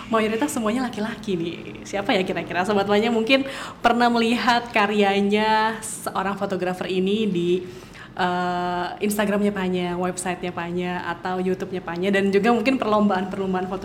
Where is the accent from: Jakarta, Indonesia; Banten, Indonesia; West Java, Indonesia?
West Java, Indonesia; Bandung; Aku lahir besar sekolah di Bandung.